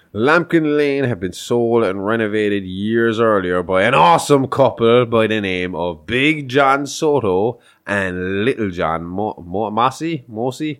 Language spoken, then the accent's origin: English; Ireland; we're Irish